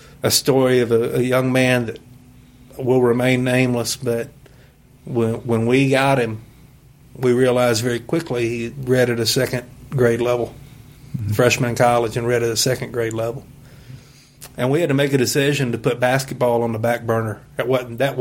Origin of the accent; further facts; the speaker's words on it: Western Kentucky, United States; growing up in Western Kentucky